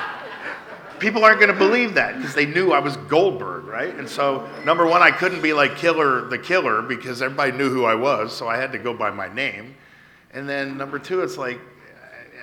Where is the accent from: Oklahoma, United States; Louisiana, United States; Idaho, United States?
Oklahoma, United States; Tulsa; moved away as an adult; also born or lived in California; now in Texas, United States; I was born and raised in Tulsa, Oklahoma